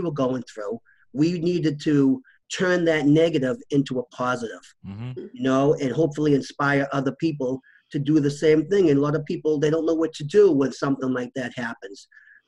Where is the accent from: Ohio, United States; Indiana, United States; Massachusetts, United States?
Massachusetts, United States; Waltham; we went to a local shelter that in my hometown, Waltham